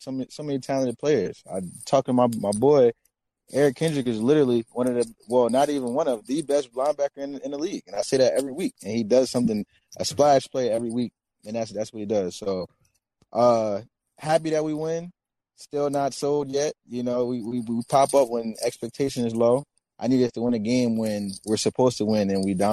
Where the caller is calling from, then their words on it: Atlanta, Georgia, United States; also born or lived in New Jersey; Atlanta, Atlanta, Georgia, by way of uh